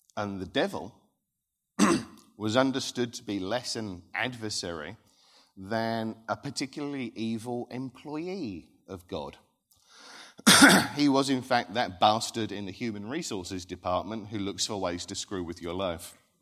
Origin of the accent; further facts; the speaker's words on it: Thundersley, East of England, United Kingdom; also born or lived in Rochford; I grew up in Thundersley, which borders Hadley